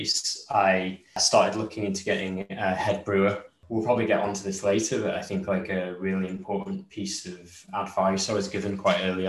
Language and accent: English; Ilkley, Yorkshire and the Humber, United Kingdom; my hometown of Ilkley.